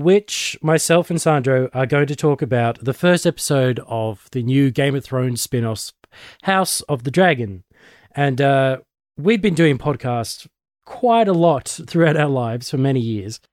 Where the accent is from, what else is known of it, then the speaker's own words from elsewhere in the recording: Australia; I'm one of the Aussie nerds